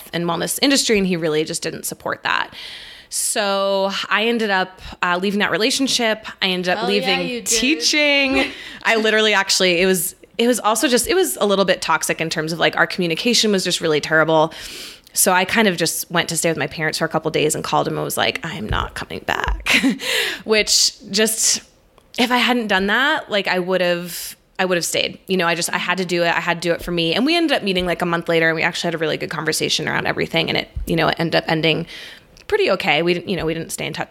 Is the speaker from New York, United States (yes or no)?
no; Boston, Massachusetts, United States; moved away as an adult; also born or lived in Virginia / Alexandria; now in Denver, United States; I'm from Boston, but I've been out in Denver for about 4 years now